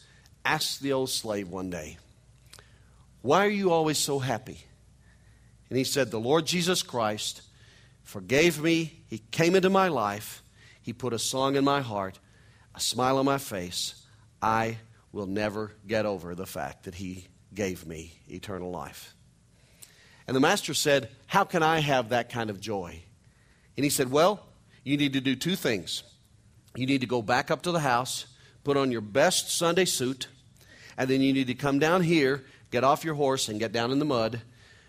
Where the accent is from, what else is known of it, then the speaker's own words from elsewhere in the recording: Missouri, United States; I'm a hillbilly from Missouri